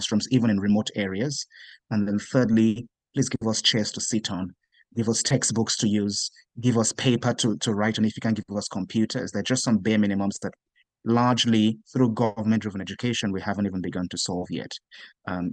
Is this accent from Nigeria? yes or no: yes; Nigeria; Growing up in Nigeria